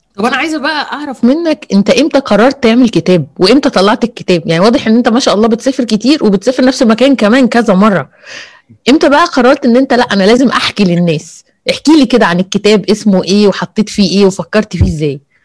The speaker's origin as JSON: {"language": "Arabic", "town": "Alexandria", "region": "Alexandria Governorate", "country": "Egypt", "said": "أنا أصلاً من اسكندرية، فطبعاً متعصبة لاسكندرية"}